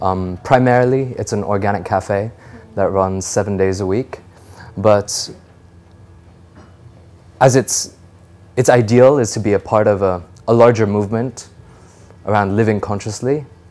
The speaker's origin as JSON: {"language": "English", "region": "Delhi", "country": "India", "tie": "born or raised there", "also_born_or_lived": "Singapore", "moved": "as an adult", "lives_now": "United States", "said": "So I was born in Singapore. I lived there for about three years of my life. And then I moved to Delhi. So Delhi has been my home, but I went to the American school in Delhi. So I may sound American, but I'm pure Desi at heart."}